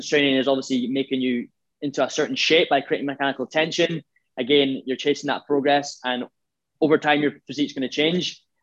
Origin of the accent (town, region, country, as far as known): Scotland, United Kingdom